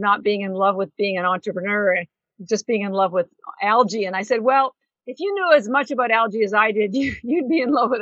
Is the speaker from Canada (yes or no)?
yes; Canada; I'm Canadian